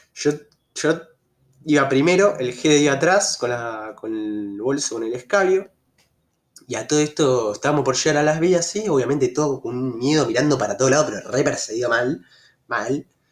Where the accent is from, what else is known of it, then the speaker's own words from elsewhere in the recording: Argentina; also born or lived in Rosario; como buen argentino